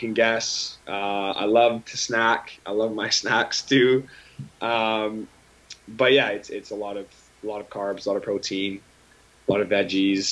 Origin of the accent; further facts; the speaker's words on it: Aldergrove, British Columbia, Canada; moved away; my hometown of Aldergrove, but also in BC in general